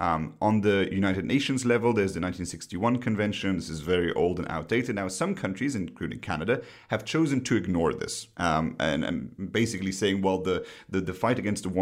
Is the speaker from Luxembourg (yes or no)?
yes; Luxembourg; my home country, Luxembourg